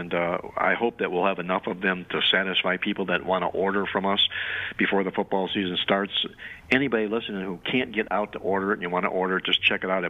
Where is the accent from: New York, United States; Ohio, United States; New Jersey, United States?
Ohio, United States; Cleveland; I'm from Cleveland, Ohio